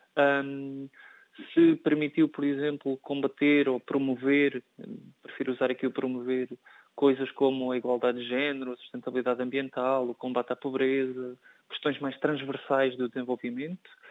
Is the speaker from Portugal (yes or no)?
yes; Portugal; enquanto português